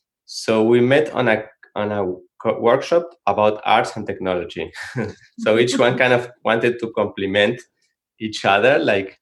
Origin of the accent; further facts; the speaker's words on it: Argentina; English is a second language; moved away as an adult; also born or lived in San Francisco, United States; now in Santa Cruz, United States; we are from Argentina. When we moved from Argentina to the Bay Area for work